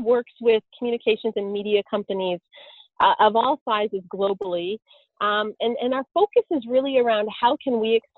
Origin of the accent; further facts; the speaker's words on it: Stratford, Ontario, Canada; I'm Canadian. I grew up in a small town in southern Ontario called Stratford